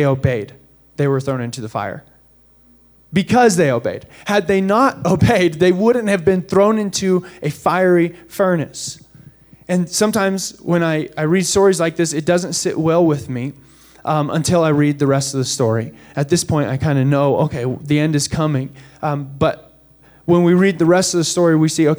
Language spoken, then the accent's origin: English; United States; as Americans